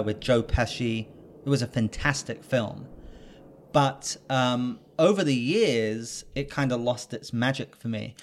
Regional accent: England, United Kingdom; now in Los Angeles, United States; I'm British.

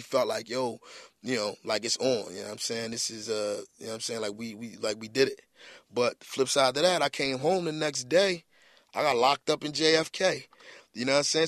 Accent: Philadelphia, Pennsylvania, United States; I was from South Philly

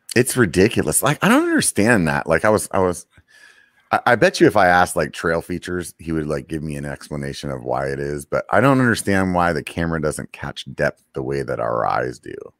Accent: Pennsylvania, United States; moved away; growing up back in Pennsylvania

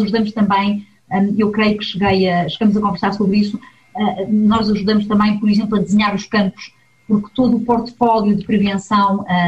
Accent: Portugal; now in Switzerland; Eu sou uma migrante, sou portuguesa e estou imigrada na Suíça

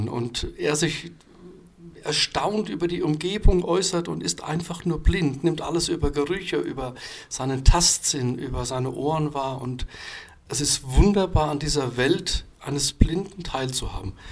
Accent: Rhineland-Palatinate, Germany; Ich habe viele, viele meiner Instrumente in meiner alten Heimat im Westerwald zwischengelagert.

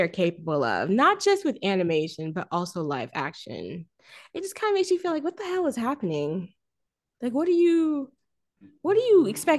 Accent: Florida, United States; of course, I grew up like in Florida, close to like, I mean, not close to Orlando, but like 2-ish hours away, 2.5 hours, 3 hours.

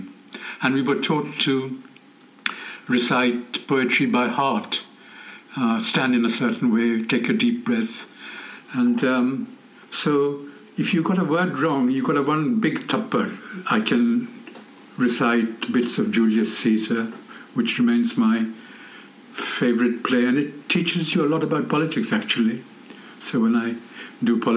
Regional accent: Patna, Bihar, India; also born or lived in Assam; now in England; I was born in Assam simply because there was a big Bengali community there, and that's where my mother grew up, and I heard lots of stories about how tigers used to roam the back garden. So this was a long time back. My maternal grandfather was a lawyer and a farmer, so he had a bit of a tea garden, a paddy field, but really my growing up was mostly in Patna

